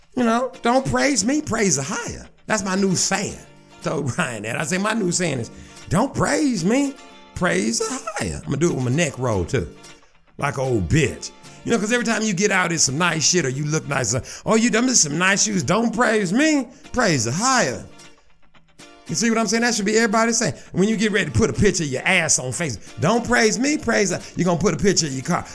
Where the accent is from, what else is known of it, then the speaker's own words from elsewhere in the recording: Shreveport, Louisiana, United States; I'm from Shreveport, Louisiana